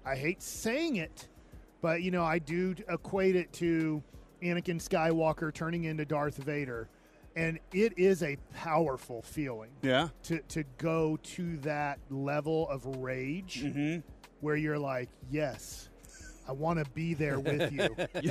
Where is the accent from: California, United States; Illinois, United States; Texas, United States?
Texas, United States; Duncanville; even though I grew up in Duncanville, I grew up with my dad growing up here in Dallas